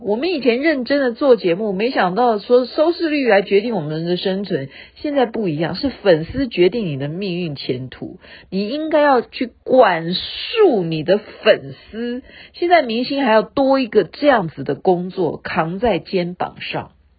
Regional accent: Taiwan; 我们台湾这边

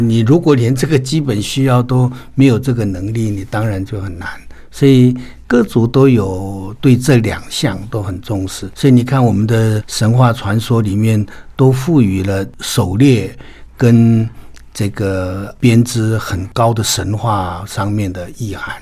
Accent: Taiwan; 我们台湾的所有的汉人朋友

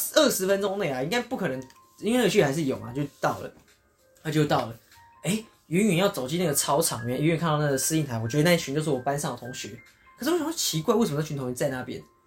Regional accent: Japan; 我们日本人

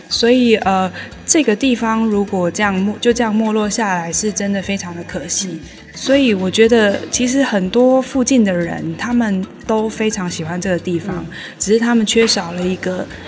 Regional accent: Nantou City, Nantou County, Taiwan; 我从小是念这边国小跟国中长大的

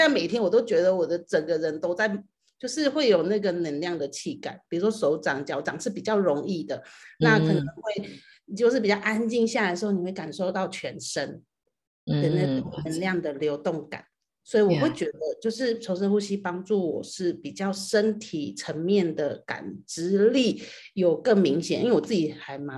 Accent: Taiwan; 然后呃，我来自台湾，

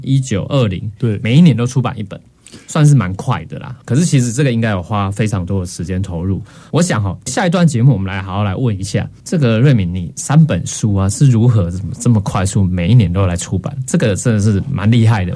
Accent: Taiwan; 我们台湾人当然生活当中刚算讲是比较传统信仰，已经各式宗教融合在一起

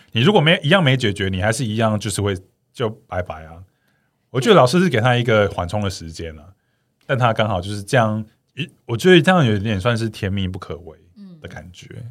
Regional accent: Changhua County, Taiwan; 我们彰化那边的一个民间习俗

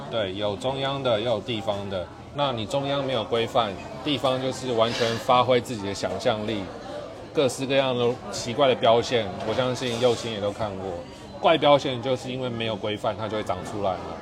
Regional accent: Taipei, Taiwan; 我自己在台北长大

